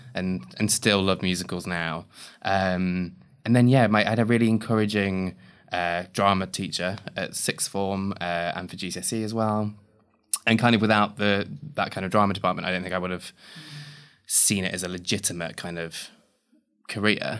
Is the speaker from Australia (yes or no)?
no; Ravenstone, East Midlands, United Kingdom; I grew up in Leicester